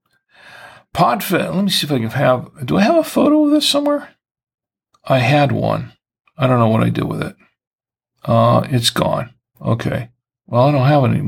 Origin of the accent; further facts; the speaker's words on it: Florida, United States; now in Charlotte, United States; we're from Florida, and it's an opportunity for us to go back there to visit family and friends